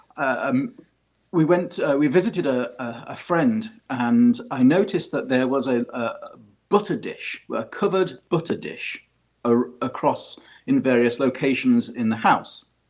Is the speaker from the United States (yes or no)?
no; United Kingdom; accent: British; I can't get away from my my British accent